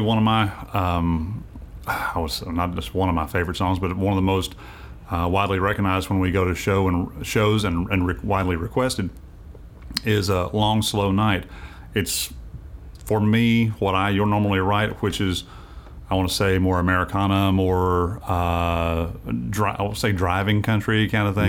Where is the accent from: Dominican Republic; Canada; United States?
United States; Winchester, Tennessee; moved away; also born or lived in Nashville, Tennessee; I grew up there. I was actually born here in Nashville, but I grew up down in Winchester.